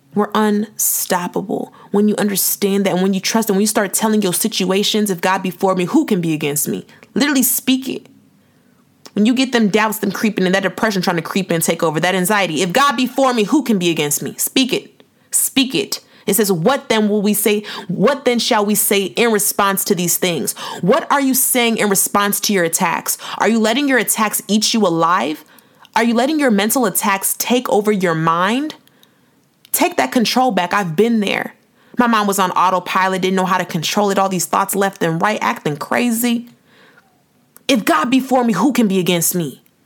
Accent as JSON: {"language": "English", "country": "Nigeria", "said": "I'm Nigerian too"}